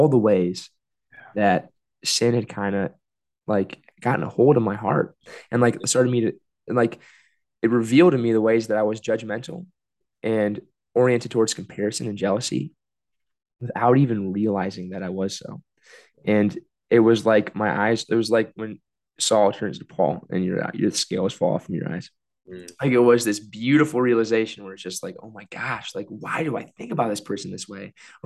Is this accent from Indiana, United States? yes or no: yes; South Bend, Indiana, United States; also born or lived in Bloomington; my hometown in South Bend